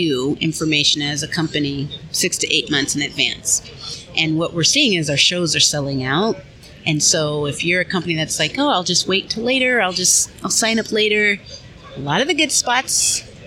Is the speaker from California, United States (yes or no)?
yes; California, United States; moved away; also born or lived in Oakland, California; I'm originally from California, so the West Coast.